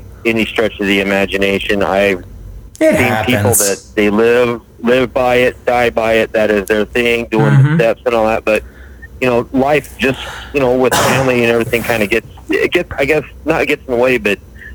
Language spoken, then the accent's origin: English; Billings, Montana, United States; I am from Billings, Montana